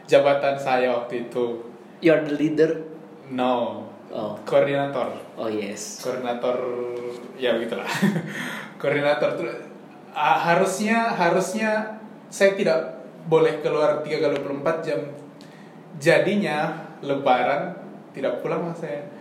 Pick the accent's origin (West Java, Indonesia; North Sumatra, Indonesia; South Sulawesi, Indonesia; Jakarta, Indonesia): South Sulawesi, Indonesia; Makassar; now in Merauke, Indonesia; iya saya Makassar Makassar Bobau terus